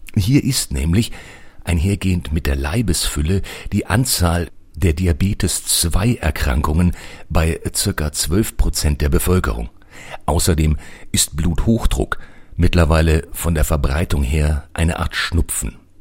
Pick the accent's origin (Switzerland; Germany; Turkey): Germany; wir als Deutsche